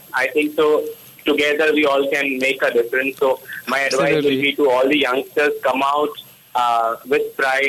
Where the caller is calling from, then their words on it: Mumbai, Maharashtra, India; I'm calling from Mumbai.